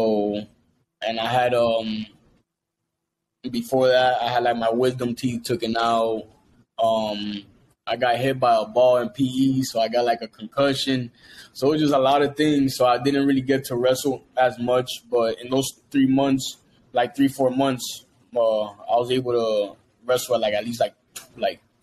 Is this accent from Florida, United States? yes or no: yes; Hialeah, Florida, United States; I grew up in a little small town called Hialeah in Miami, so West Hialeah